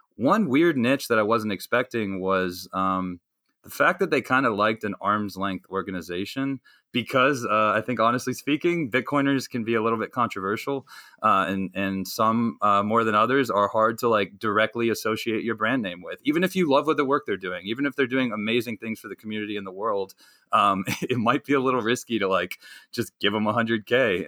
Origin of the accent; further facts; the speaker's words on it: North Carolina, United States; I grew up in North Carolina, uh, so I'm a good good Southern boy